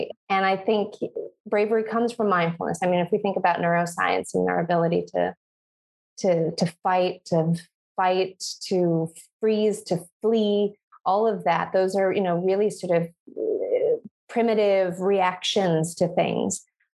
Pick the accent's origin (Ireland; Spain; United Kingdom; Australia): Spain; Granada, Andalusia; born there; I was born in Granada, in the south of Spain, because my mom's neighbor, who they've been neighbors in different parts of the world together, actually